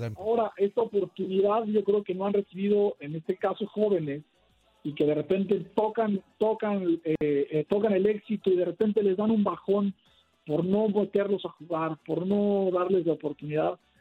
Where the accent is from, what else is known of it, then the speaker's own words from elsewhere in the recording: Mexico; como mexicanos